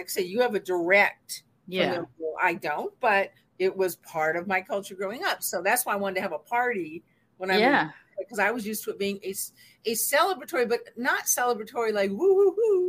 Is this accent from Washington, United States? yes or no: yes; Seattle, Washington, United States; moved away as an adult; also born or lived in Atlanta / New Jersey; I grew up in Seattle.